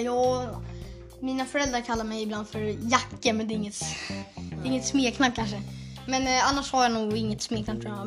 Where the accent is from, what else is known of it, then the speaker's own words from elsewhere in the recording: Stockholm, Stockholm County, Sweden; now in Huddinge, Sweden; jag föddes på sjukhuset i eh, Södermalmssjukhuset. Typ. Mm. I ett sjukhus i Södermalm. Men sen så har jag bott i Aspudden